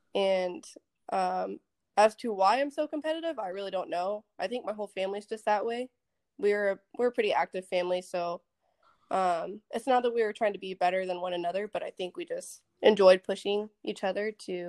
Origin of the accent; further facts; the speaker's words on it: Dallas, Texas, United States; now in Okinawa, Japan; I'm from Texas originally. I'm currently in the Air Force over at Okinawa, Japan, on Kadena Air Base.